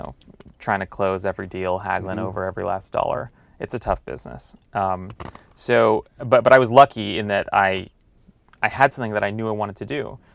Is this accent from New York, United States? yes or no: no; Los Angeles, California, United States; I grew up reading the LA Times. I'm from Los Angeles